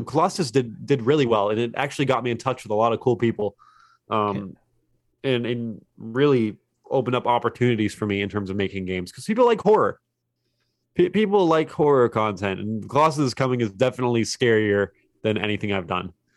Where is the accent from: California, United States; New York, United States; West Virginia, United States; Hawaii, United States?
West Virginia, United States; Fairmont; I'm from Fairmont, West Virginia. It's a small place.